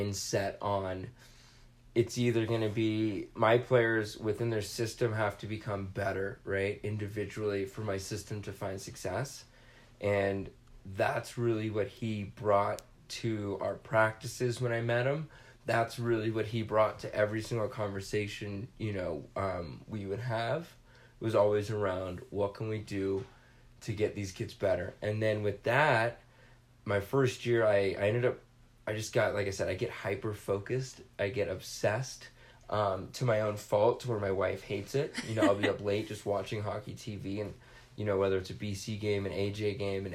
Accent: Southern California, United States; I grew up in Southern California.

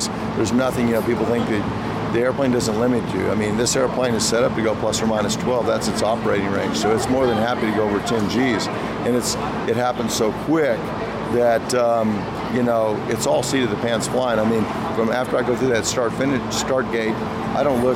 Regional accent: Texas, United States; I was born in Texas

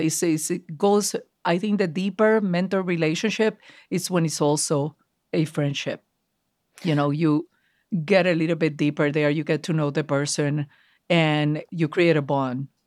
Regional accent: Puerto Rico; now in United States; growing up in Puerto Rico as a Puerto Rican Jew

